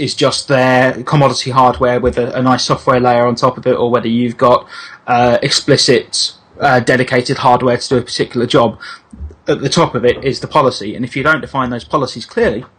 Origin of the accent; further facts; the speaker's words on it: Milton Keynes, South East England, United Kingdom; born or raised there